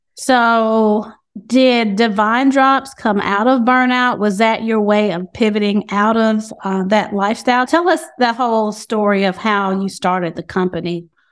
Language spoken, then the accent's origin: English; High Point, North Carolina, United States; I'm also from North Carolina. I'm from High Point as well.